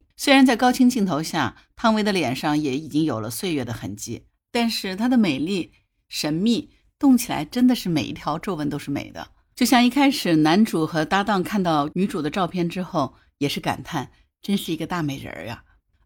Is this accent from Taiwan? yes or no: no; Hangzhou, Zhejiang, China; 大家知道潘维是杭州人嘛，那和我是老乡